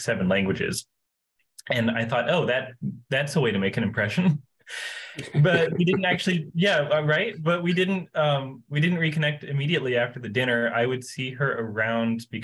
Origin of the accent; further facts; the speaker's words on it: Asheville, North Carolina, United States; I am from North Carolina originally in the U.S. It's in the Southeast, and I'm from Asheville